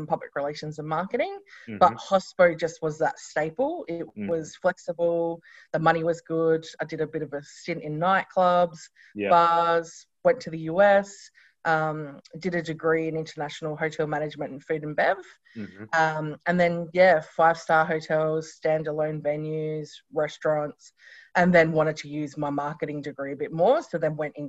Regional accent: Renmark, South Australia, Australia; I grew up in regional South Australia. My parents Runmark, so in the Riverland.

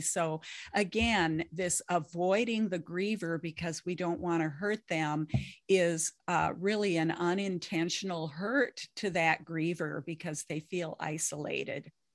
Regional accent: Lake of the Woods, northern Minnesota, United States; I grew up on Lake of the Woods up in northern Minnesota.

